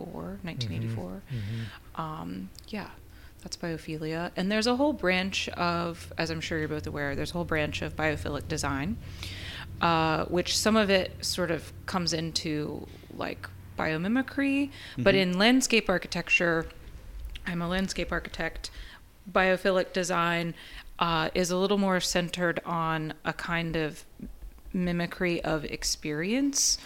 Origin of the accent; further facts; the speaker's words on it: Pensacola, Florida, United States; also born or lived in Chicago; now in Houston, United States; I'm from Pensacola, Florida. That's where I grew up.